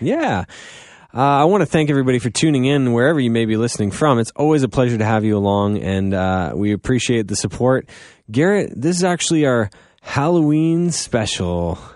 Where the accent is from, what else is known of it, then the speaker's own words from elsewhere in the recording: Goderich, Ontario, Canada; now in London, Canada; I am from Godrich